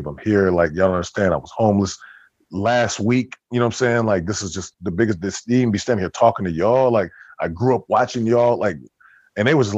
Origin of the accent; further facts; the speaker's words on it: Kent, Ohio, United States; moved away as an adult; also born or lived in Cleveland, Ohio / Akron, Ohio; now in Florida, United States; I grew up in Kent, Ohio